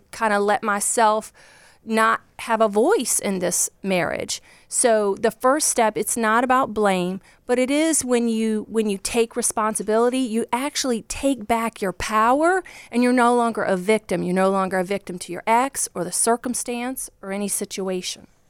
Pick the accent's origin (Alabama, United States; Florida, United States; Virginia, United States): Virginia, United States; I grew up just like a poor country girl from Virginia. That's where I'm from